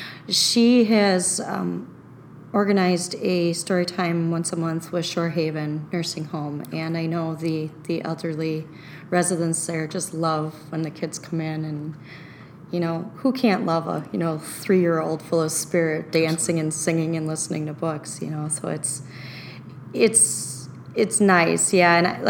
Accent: Oconomowoc, Wisconsin, United States; Well, it's grown quite a bit since I was a child. But it's still, even though it's broadened its borders and there are more people living

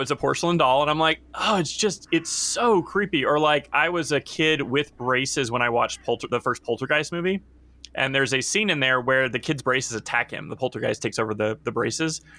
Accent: Nashville, Tennessee, United States; I grew up in Nashville

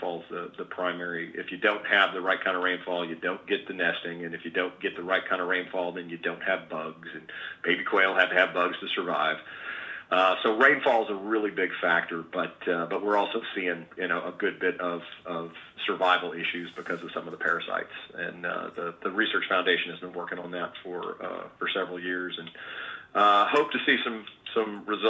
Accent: Mississippi, United States; moved away; I grew up in Mississippi quail hunting.

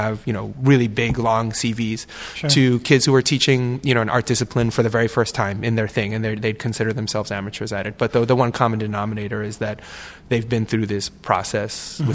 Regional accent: New York City, New York, United States; moved away; I'm from New York City

